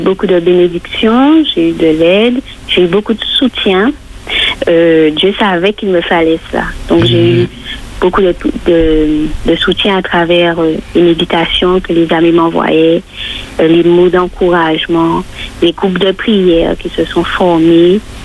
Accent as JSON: {"language": "French", "country": "Martinique", "said": "chez nous en Martinique"}